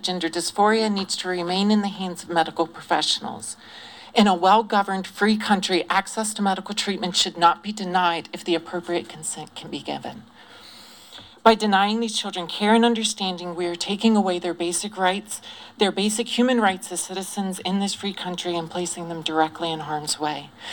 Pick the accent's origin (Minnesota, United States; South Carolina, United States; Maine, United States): South Carolina, United States; Greenville; I grew up in Greenville, South Carolina, in a very unaccepting family